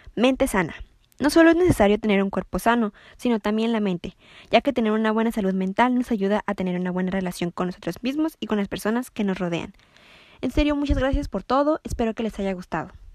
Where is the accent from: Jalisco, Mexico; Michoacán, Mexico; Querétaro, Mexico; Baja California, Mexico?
Baja California, Mexico; Ensenada; soy de Ensenada Baja California